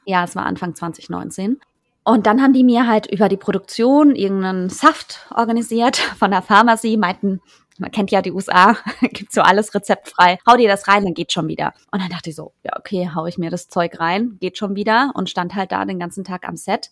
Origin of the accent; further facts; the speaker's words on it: Freiburg, Baden-Württemberg, Germany; moved away as an adult; also born or lived in New York / Frankfurt; ich bin in Freiburg groß geworden, aber aus einer kleinen Stadt